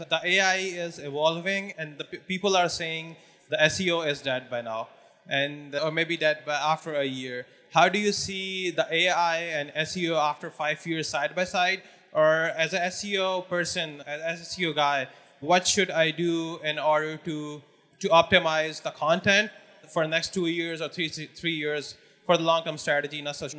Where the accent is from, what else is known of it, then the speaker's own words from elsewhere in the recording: Pakistan; I'm from Pakistan